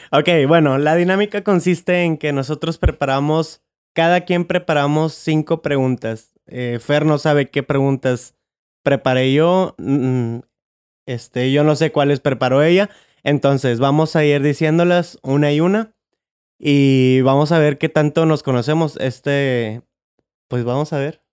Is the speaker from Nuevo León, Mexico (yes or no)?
yes; Monterrey, Nuevo León, Mexico; nací, yo en Monterrey